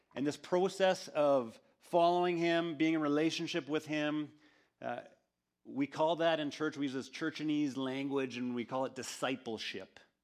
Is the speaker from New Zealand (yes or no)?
no; Canada; we went to Winnipeg, which was a, um, about a three-hour drive from my hometown.